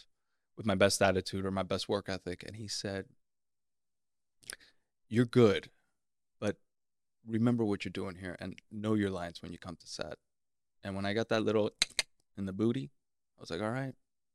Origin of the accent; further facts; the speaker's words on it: Miami, Florida, United States; Miami, La Florida.